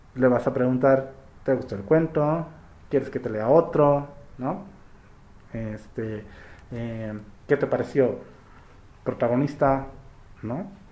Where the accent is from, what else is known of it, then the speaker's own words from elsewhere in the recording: Soledad de Doblado, Veracruz, Mexico; also born or lived in Orizaba; yo soy de Orizaba, pero crecí aquí por Veracruz, ¿no? Pueblito que se llama Soledad Doblada